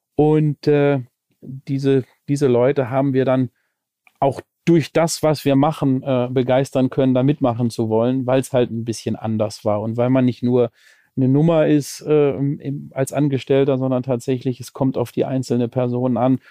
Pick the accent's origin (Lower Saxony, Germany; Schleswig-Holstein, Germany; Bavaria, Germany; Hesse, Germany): Schleswig-Holstein, Germany; Lübeck; born or raised there; now in Cologne, Germany